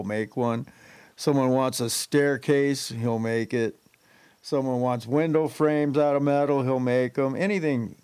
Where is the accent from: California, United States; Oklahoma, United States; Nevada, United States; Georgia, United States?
California, United States; Los Angeles; I grew up in Van Nuys